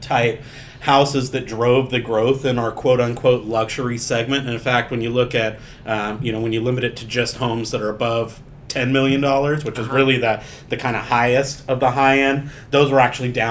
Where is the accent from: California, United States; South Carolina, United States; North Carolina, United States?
California, United States; San Diego; I'm from San Diego